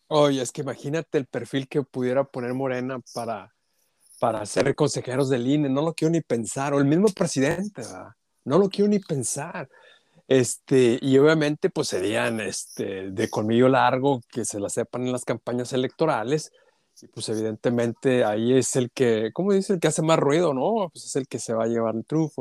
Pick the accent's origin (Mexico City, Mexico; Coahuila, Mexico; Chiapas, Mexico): Coahuila, Mexico; Saltillo; yo soy de Saltillo